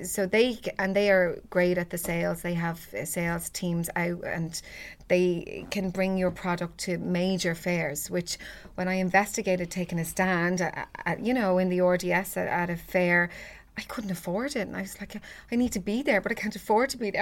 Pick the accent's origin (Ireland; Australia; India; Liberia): Ireland; Ballybrack, Leinster; a lovely girl that I grew up with in Ballybrac